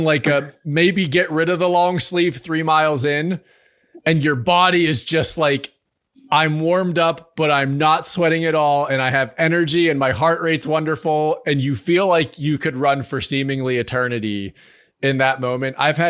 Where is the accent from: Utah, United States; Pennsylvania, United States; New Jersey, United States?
Pennsylvania, United States; near Pittsburgh; And I was like, I'm near Pittsburgh.